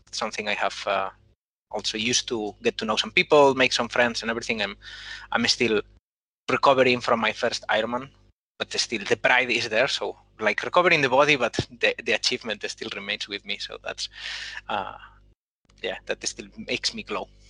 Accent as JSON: {"language": "English", "country": "Spain", "accent": "Spanish", "second_language": "English", "moved": "as an adult", "lives_now": "Copenhagen, Denmark", "said": "I'm Spanish, as my accent already says"}